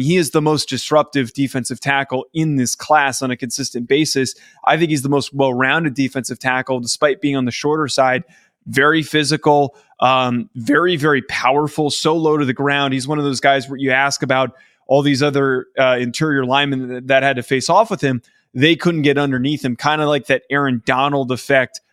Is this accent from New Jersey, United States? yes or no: yes; New Jersey, United States; I grew up in New Jersey